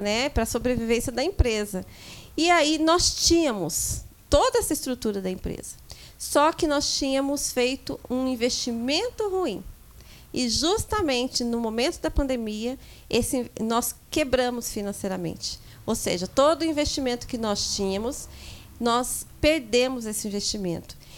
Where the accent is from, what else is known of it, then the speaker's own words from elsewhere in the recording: São José dos Campos, São Paulo, Brazil; nasci em São Paulo e viemos para São José dos Campos ainda pequena, é, com cinco anos de idade. E com ao longo do tempo a gente foi crescendo num bairro daqui de São José dos Campos, zona leste de São José dos Campos